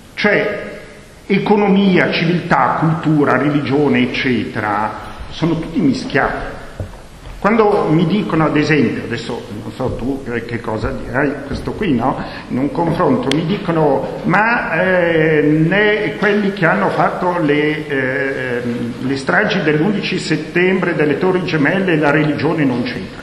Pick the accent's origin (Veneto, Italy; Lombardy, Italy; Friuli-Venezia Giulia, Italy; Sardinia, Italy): Lombardy, Italy; Bergamo; first language Bergamasque; Italian is a second language; sono bergamasco, eh. la mia lingua madre è il bergamasco